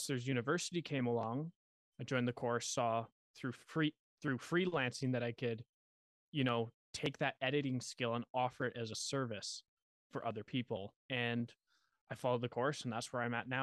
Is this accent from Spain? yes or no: no; Western Canada, Canada; I'm from Canada, Western Canada.